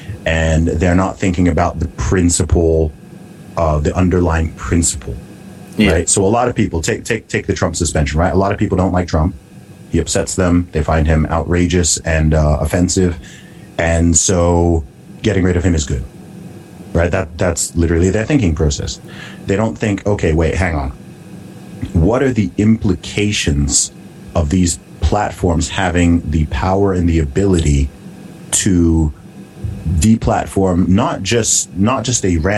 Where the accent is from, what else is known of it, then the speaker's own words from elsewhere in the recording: Saudi Arabia; So I grew up in a country where alcohol was illegal. Okay. I grew up in Saudi Arabia